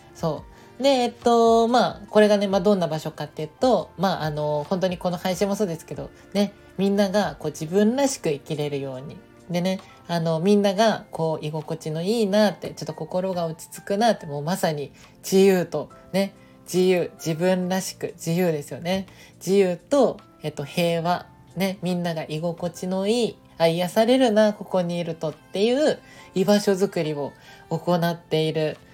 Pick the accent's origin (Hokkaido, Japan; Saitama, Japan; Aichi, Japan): Aichi, Japan; Nagoya; moved away; 地元の愛知県名古屋でねこうあの住んでた時まだいた時に